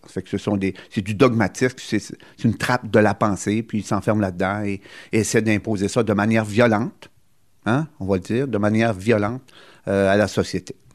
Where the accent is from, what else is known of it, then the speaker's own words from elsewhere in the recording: Gaspésie, Quebec, Canada; chez nous, en Gaspésie